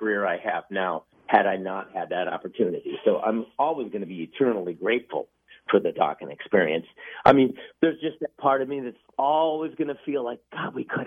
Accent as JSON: {"language": "English", "town": "Milwaukee", "region": "Wisconsin", "country": "United States", "tie": "born or raised there", "also_born_or_lived": "Lake Forest, Illinois", "moved": "yes", "said": "But I did grow up in the Midwest in Milwaukee"}